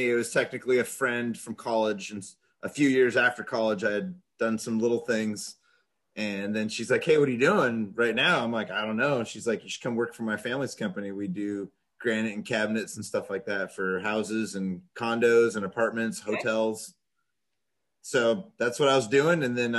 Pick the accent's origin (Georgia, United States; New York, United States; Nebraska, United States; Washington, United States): Washington, United States; Edmonds; Yep. In a little town called Edmonds. And then they moved me way out into the woods and had horses and just kind of lived a little bit of a country life out there being raised by teachers.